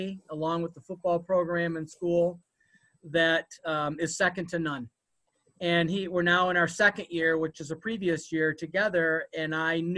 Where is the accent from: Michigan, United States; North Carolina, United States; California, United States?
Michigan, United States; Westland; We grew up in Westland, Michigan, and went to Livonia schools